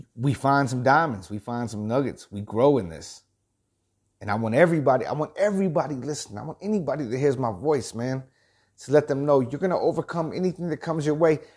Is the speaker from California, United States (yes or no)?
no; El Campo, Texas, United States; moved away as an adult; also born or lived in Houston, Texas / Danevang, Texas; I'm a country boy, man. I was born, I was born in Houston, lived in El Campo, lived in Danavang, and set out to the big city